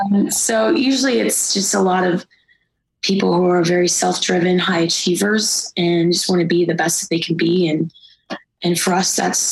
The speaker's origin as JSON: {"language": "English", "town": "Cincinnati", "region": "Ohio", "country": "United States", "said": "Yeah. Cincinnati, Ohio."}